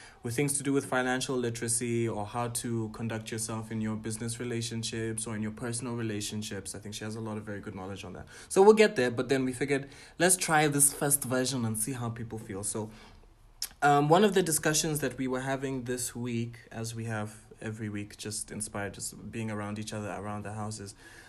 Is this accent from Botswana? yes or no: yes; Botswana; I am a Ghanaian, Tanzanian, Pan-African entertainer, curator, and entrepreneur from Botswana.